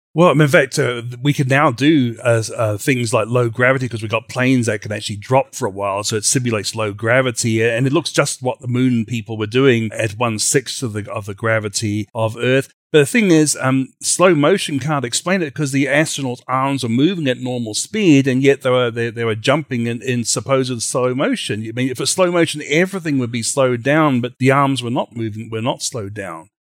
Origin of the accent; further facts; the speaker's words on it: Australia; now in United States; from Creation Ministries U S A, originally from Australia